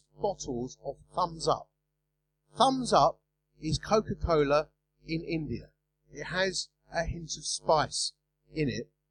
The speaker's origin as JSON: {"language": "English", "town": "Romford", "region": "London", "country": "United Kingdom", "accent": "Essex English", "said": "I'm from Romford, you know, I speak Essex English"}